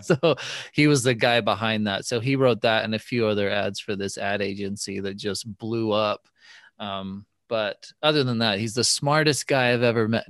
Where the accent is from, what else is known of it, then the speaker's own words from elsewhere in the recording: Bay Area, California, United States; I grew up in the Bay Area